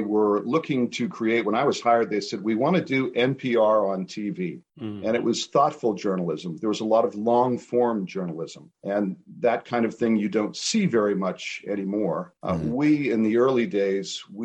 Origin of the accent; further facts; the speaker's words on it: New Hampshire, United States; moved away as an adult; also born or lived in Massachusetts / California / San Francisco Bay Area / Western Colorado; my background is that I grew up in New Hampshire, and I live in New Hampshire now